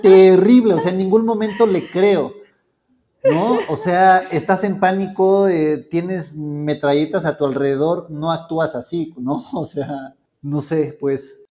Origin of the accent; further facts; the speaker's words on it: Mexico; como personas mexicanas